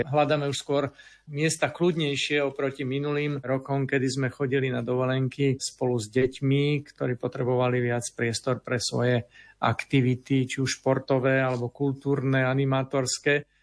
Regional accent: Považie, Slovakia; moved away; mám možnosť ísť na rodné považie, odkiaľ pochádzam

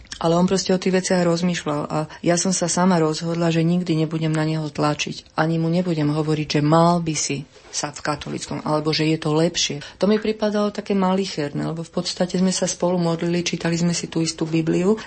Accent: Slovakia; ja som Slovenka

